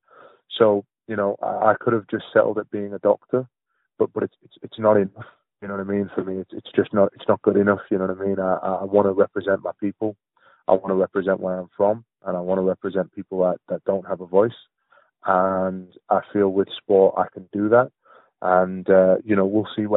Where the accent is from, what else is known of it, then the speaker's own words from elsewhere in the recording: Palestine; now in United Kingdom; I'm from Palestine and most of my dad's family live in the Gaza Strip